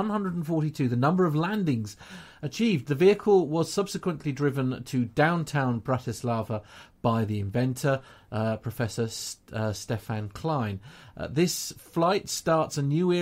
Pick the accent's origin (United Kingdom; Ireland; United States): United Kingdom; England; an English person here in the UK